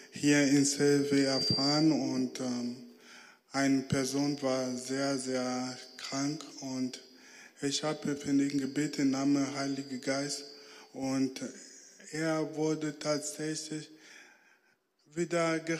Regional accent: Angola; born there; Ja, genau. Ähm, ich bin in Angola geboren. Da war Bürgerkrieg

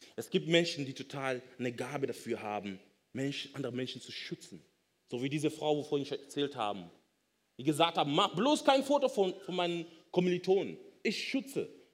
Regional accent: Kenya; now in Germany; Ich komme ursprünglich aus Kenia, bin aber schon so lange in Deutschland

